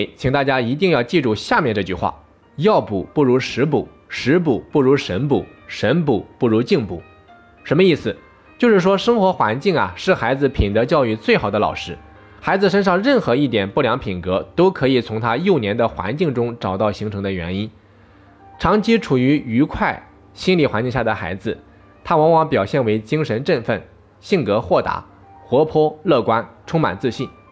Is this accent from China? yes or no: yes; China; 我们中国人